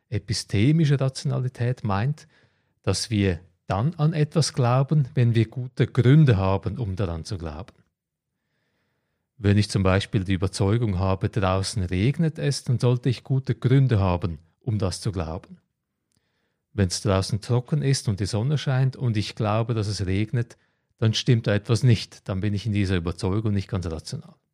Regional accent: Croatia; moved away; Ich werde nächsten Monat nach Kroatien gehen, meine alte Heimat in die Ferien

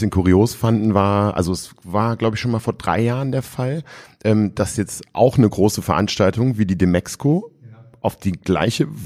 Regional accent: Rhineland, Germany; was ich als Rheinländer ja toll finde.

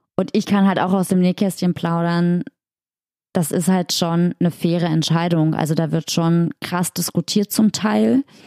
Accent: Magdeburg, Saxony-Anhalt, Germany; in Magdeburg, in meiner Heimat

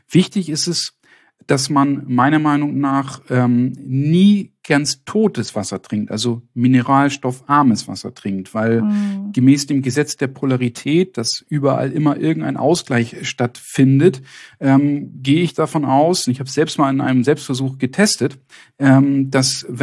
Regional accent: Northern Germany, Germany; In Süddeutschland ist das mehr ein Problem, hier im Norden, wo ich herkomme, nicht.

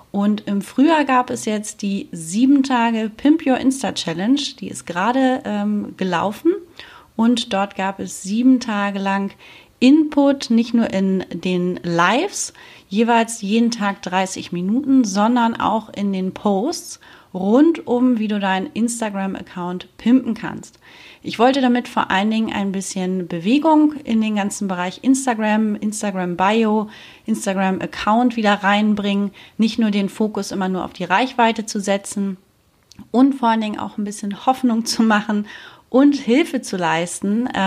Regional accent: Germany; now in Spain; ich bin damals von Deutschland nach Spanien ausgewandert

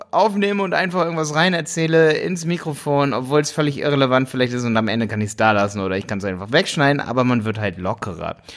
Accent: Hildesheim, Lower Saxony, Germany; weil ich komme auch aus Hildesheim.

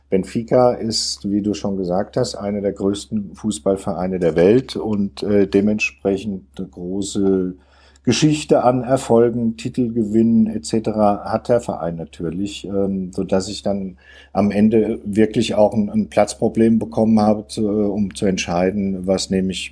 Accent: Offenbach, Hesse, Germany; ich komme aus Offenbach und bin also von Kindesbeinen aus äh, an Kickers-Fan

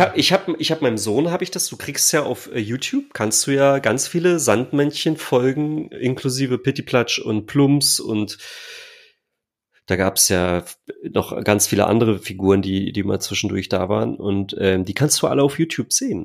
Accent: near Stendal, north of Magdeburg, Saxony-Anhalt, Germany; also born or lived in East Germany (GDR); ich bin in der Nähe von Stendal aufgewachsen. So, ähm, also nördlich von Magdeburg

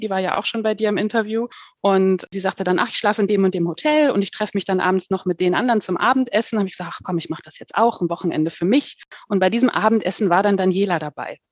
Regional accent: Hanover, Lower Saxony, Germany; moved away as an adult; now in Heidelberg-Mannheim area, Germany; Ich komme ursprünglich aus, aus dem Norden, aus Hannover

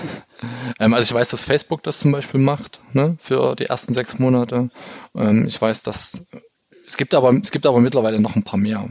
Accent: East Germany, Germany; ich bin ja im Osten aufgewachsen

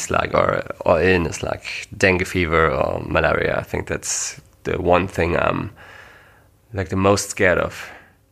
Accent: Germany; English is a second language; we are not English native speakers. That's the main reason for that is we are not from the US or Great Britain, but from Germany

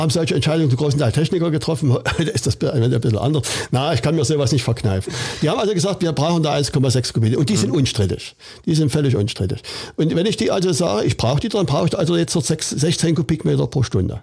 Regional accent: Saxony, Germany; bei uns in Sachsen

